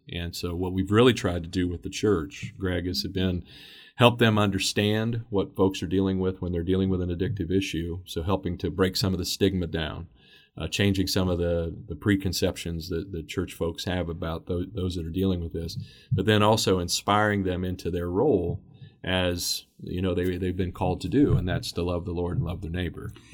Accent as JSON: {"language": "English", "town": "Xenia", "region": "Ohio", "country": "United States", "tie": "born or raised there", "said": "We have First Church of Christ that's in my hometown of Xenia, Ohio"}